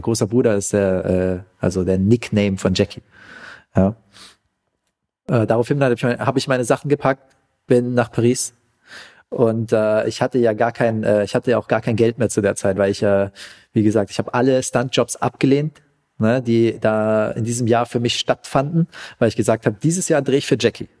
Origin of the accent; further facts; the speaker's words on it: Pforzheim, Baden-Württemberg, Germany; also born or lived in Vietnam; als ich wieder zurück in Pforzheim war, wo ich herkomme